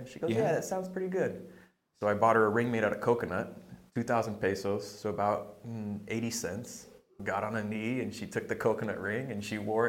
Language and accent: English; Michigan, United States; accent: mostly Michigan; moved away; also born or lived in Emporia, Kansas / California / Medellin, Colombia; It is, I would say, mostly Michigan. If you listen to my vowels sometimes, you hear a little bit of Canada.